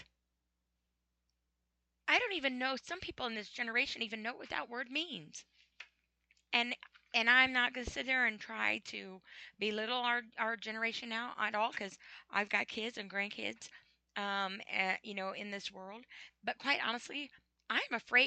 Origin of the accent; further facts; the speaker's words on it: United States; I'm an American